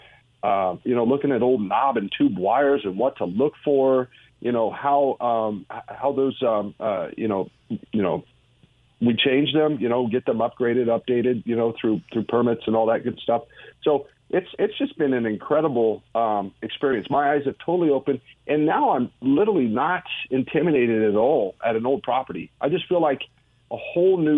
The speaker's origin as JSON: {"language": "English", "region": "Wyoming", "country": "United States", "moved": "as an adult", "lives_now": "Texas, United States", "said": "I'm originally from Wyoming"}